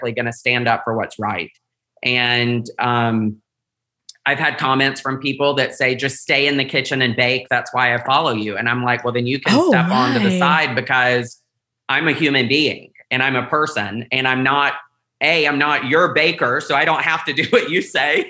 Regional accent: the South, United States; growing up in the South

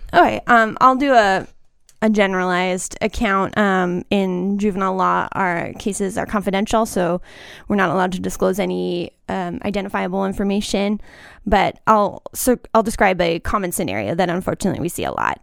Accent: Austin, Texas, United States; moved away as an adult; now in Tucson, United States; I'm from Austin

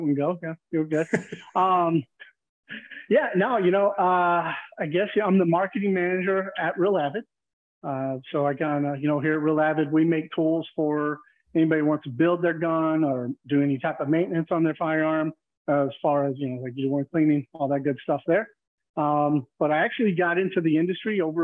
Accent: Texas, United States; I grew up in Texas, so naturally growing up in Texas, growing up in the country

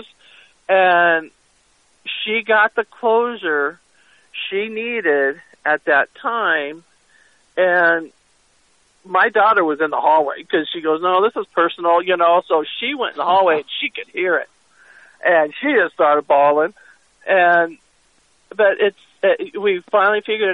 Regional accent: California, United States; moved away as an adult; now in Verde Valley, United States; I'm from California

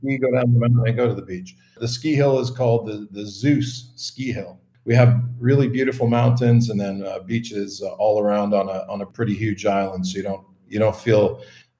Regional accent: Calgary, Alberta, Canada; I'm originally from Calgary, Alberta in Canada.

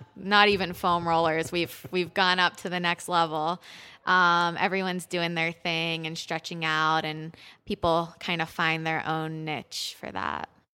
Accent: Pittsburgh, Pennsylvania, United States; moved away as an adult; also born or lived in Israel / Sarasota; now in Boulder, United States; I grew up in Pittsburgh at Pittsburgh Youth Ballet

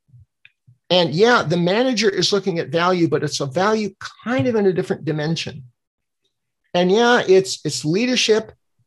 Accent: Denmark; I'm from Denmark

